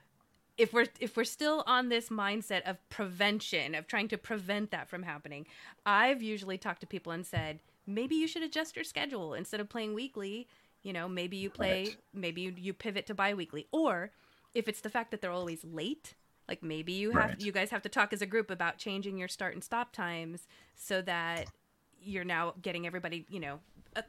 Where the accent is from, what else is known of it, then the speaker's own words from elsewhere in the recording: Philippines; because I'm Filipino